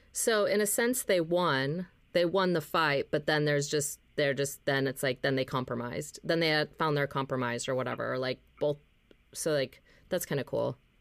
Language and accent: English; Minnesota, United States; moved away as an adult; also born or lived in Los Angeles; I moved back from Los Angeles to Minnesota